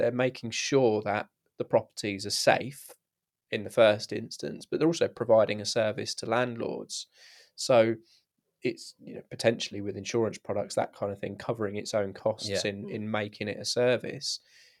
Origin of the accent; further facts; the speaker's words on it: United Kingdom; I think what we're used to as a British public is everyone's very concerned about regulation